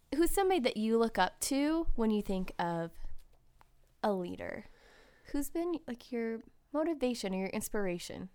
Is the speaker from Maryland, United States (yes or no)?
no; Ventura, California, United States; I was born in Ventura